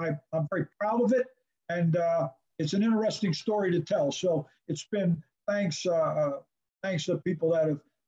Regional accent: Pittsburgh, Pennsylvania, United States; when I was a kid growing up in Pittsburgh

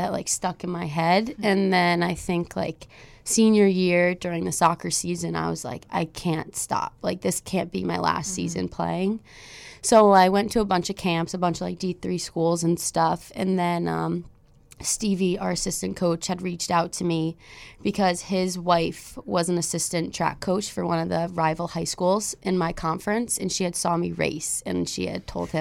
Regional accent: Cheshire, Connecticut, United States; I'm from Cheshire, so obviously, like, I grew up around Quinnipiac

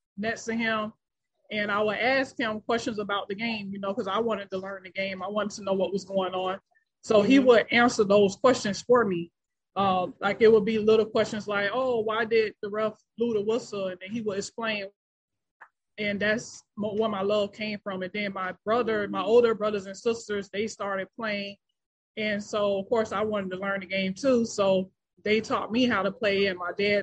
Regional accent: West Palm Beach, Florida, United States; I grew up in West Palm Beach, Florida.

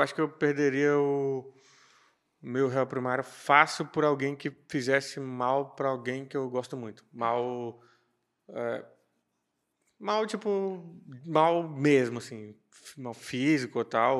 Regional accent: Brasília, Federal District, Brazil; eu fui criado em Samambaia-Sul, que é periferia

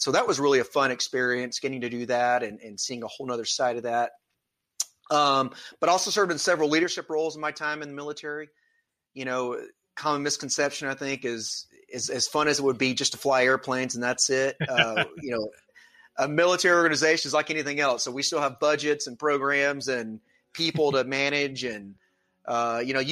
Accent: Atlanta, Georgia, United States; I come from the Atlanta, Georgia area. I still live here now

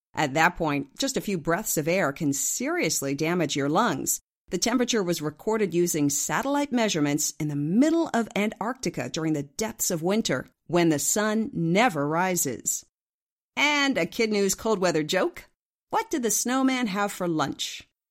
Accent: Ridgefield, Connecticut, United States; Ridgefield, Connecticut, which just happens to be my hometown

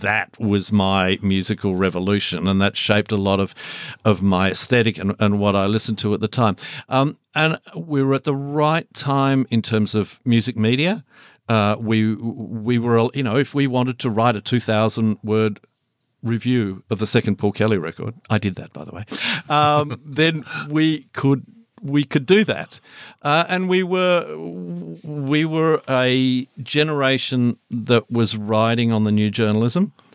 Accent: Launceston, Tasmania, Australia; moved away; I'm this kid from Launceston

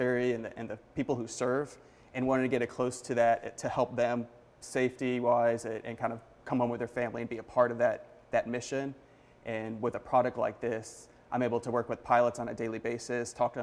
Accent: Central Florida, United States; I grew up in Central Florida

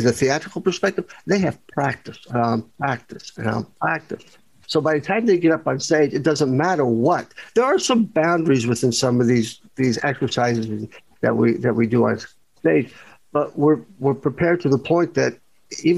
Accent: Kentucky, United States; I'm from Kentucky

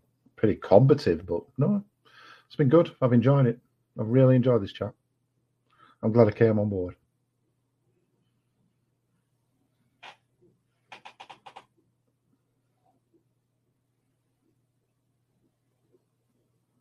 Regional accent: England, United Kingdom; I know I'm English, and I know my accent, if you're American, is probably a bit off

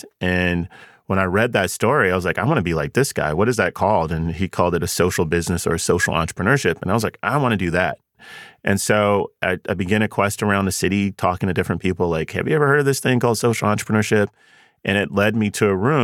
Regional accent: Charlotte, North Carolina, United States; I grew up in Charlotte, and I grew up, you know, poor, single mom.

